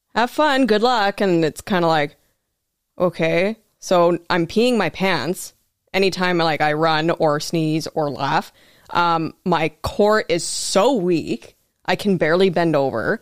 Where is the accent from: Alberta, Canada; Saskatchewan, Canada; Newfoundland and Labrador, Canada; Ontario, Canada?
Saskatchewan, Canada; Prince Albert; moved away as an adult; also born or lived in Regina; now in Thunder Bay, Canada; I grew up in Prince Albert, Saskatchewan